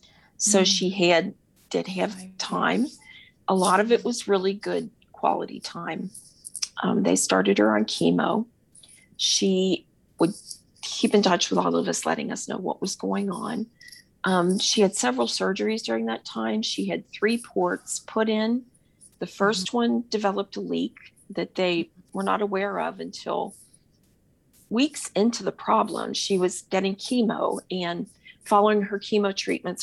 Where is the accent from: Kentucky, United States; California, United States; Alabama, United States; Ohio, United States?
Ohio, United States; Cincinnati; I'm from Cincinnati, Ohio